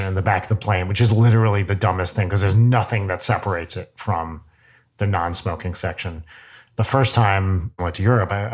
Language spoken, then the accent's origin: English; New Jersey, United States; now in Los Angeles, United States; I was from New Jersey, like Daniel LaRusso, you know, and now I've moved to Los Angeles, like Daniel LaRusso